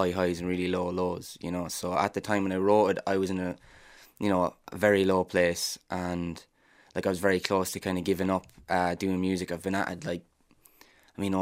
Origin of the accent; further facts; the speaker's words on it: Ireland; as Irish people